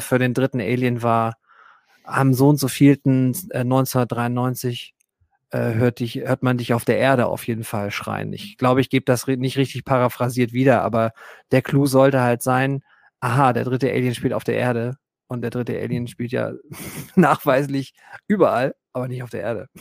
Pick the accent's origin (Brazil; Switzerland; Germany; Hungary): Germany; für uns als Deutsche